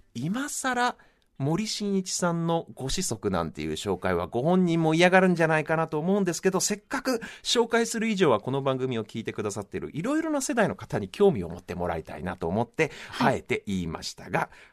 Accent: Japan; first language Japanese

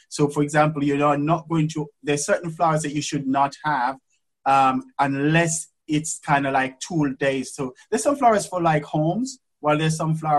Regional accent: England, United Kingdom; Because obviously you can imagine I come from England, I'm a black man, and you know, into this industry, which is very rare and very weird for a black man to be in.

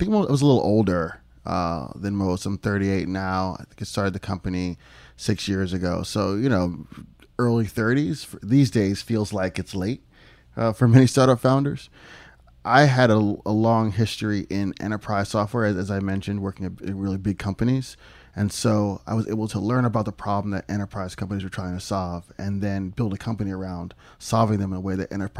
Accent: Philadelphia, Pennsylvania, United States; also born or lived in Ohio; So I moved to Pennsylvania at about 6 months old and lived there almost all my life

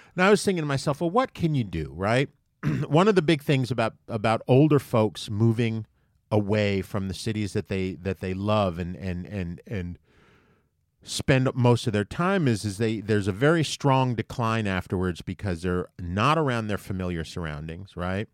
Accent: New York, United States; I am from New York for the most part

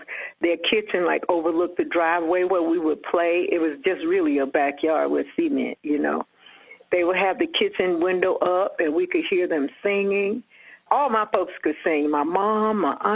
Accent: Atlanta, Georgia, United States; Born and raised in Atlanta

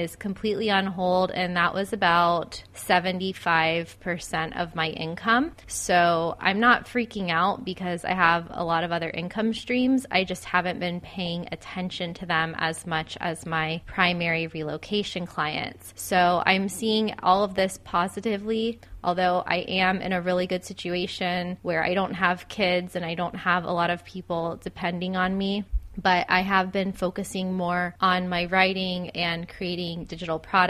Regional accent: Florida, United States; my hometown in Florida

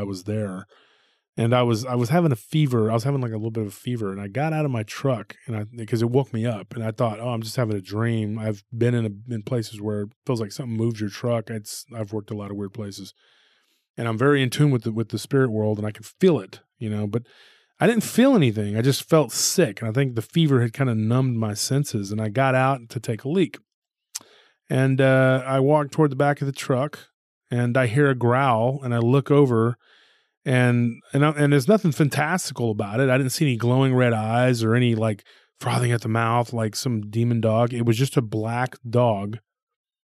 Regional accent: Taylor area, near Austin, Texas, United States; my hometown

